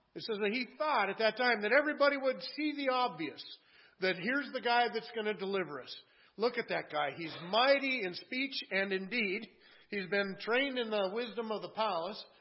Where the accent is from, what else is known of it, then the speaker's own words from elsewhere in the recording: Washington, United States; now in Minnesota, United States; I was from Washington State before we moved to Minnesota